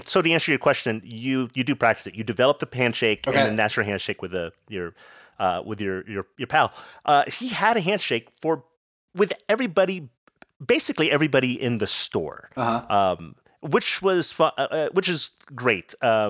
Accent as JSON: {"language": "English", "town": "Las Vegas", "region": "Nevada", "country": "United States", "tie": "born there", "also_born_or_lived": "Philippines", "said": "So eventually, even though I was born in Vegas, we were stationed in the Philippines for a bit in my early life, right? So I learned my mom's dialect pretty well, which is Kapampangan."}